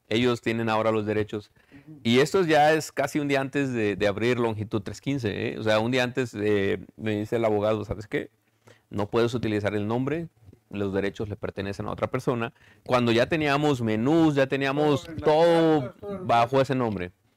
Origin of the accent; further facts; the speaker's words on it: Ticumán, Morelos, Mexico; now in Chicago, United States; el amor que yo tengo por mi pueblo